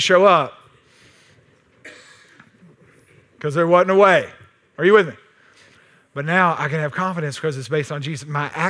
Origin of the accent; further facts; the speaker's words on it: Texas, United States; But I'm from Texas.